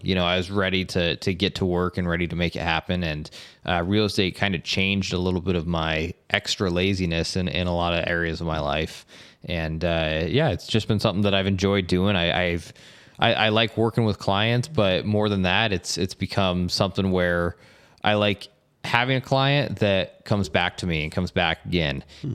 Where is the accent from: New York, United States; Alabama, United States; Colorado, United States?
Colorado, United States; Estes Park; moved away as an adult; also born or lived in Bay Area, California; now in St. George, United States; I grew up in Colorado, in Estes Park, Colorado